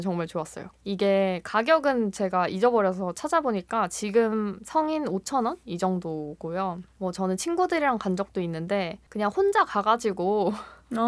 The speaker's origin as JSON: {"language": "Korean", "region": "Busan", "country": "South Korea", "tie": "born or raised there", "moved": "yes", "lives_now": "Seoul, South Korea", "said": "저는 이제 본가가 부산인데"}